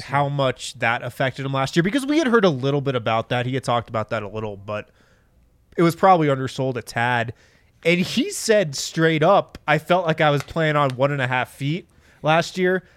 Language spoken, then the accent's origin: English; Boulder, Colorado, United States; now in Golden, United States; some people I grew up with in Boulder